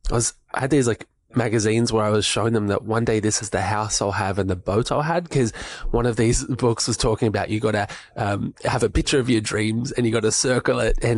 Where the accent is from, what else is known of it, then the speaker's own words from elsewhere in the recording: Melbourne, Victoria, Australia; moved away as an adult; now in Sunshine Coast, Australia; I grew up in Melbourne